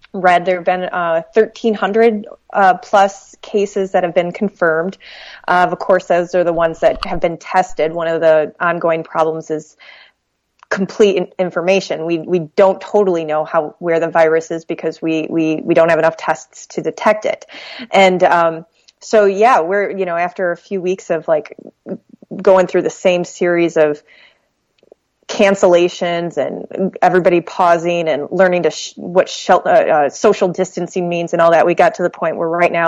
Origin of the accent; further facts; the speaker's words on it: Michigan, United States; also born or lived in Detroit, Michigan; I grew up in Michigan, but in a little town on Lake Michigan, several hours away